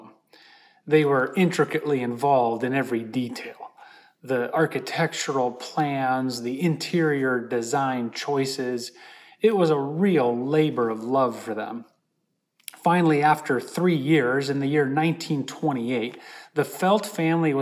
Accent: Holland, Michigan, United States; moved away; I was in my hometown of Holland, Michigan.

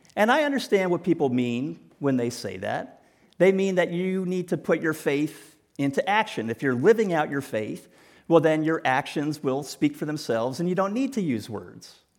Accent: New Canaan, Connecticut, United States; moved away; also born or lived in Greenwich, Connecticut; I grew up in New Canaan, and I attended school here in Greenwich.

